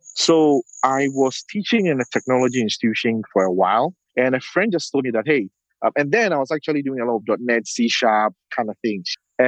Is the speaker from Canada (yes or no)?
no; Ghana; English is a second language; also born or lived in Portland, Oregon; I am from Ghana, West Africa. Up until 2 years ago, I was living and working in Portland, Oregon. But now I'm back in Accra, Ghana